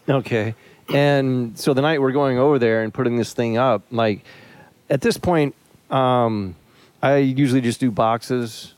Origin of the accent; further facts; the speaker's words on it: Florida, United States; moved away; I was born in Florida